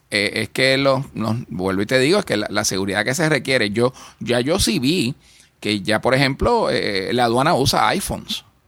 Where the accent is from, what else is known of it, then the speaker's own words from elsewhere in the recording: Puerto Rico; creemos en Puerto Rico y creemos que como puertorriqueños